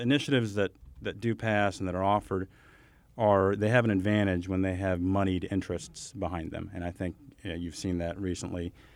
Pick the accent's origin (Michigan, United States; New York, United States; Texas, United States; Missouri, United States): Missouri, United States; Kansas City; I'm from Kansas City